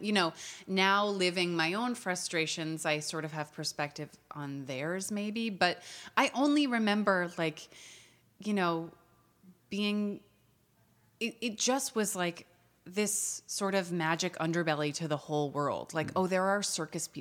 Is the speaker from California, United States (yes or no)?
no; New York, United States; I grew up in New York and both of my parents are actors